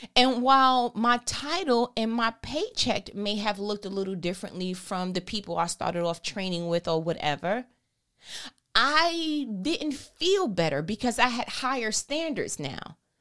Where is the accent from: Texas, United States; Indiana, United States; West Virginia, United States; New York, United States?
New York, United States; I'm from New York anyway. We talk fast